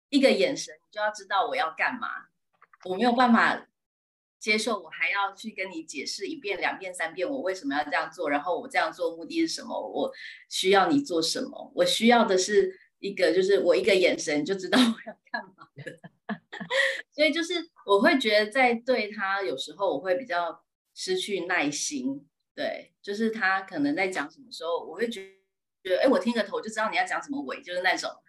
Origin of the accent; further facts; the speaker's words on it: Yingge, New Taipei, Taiwan; 我是来自新北市英哥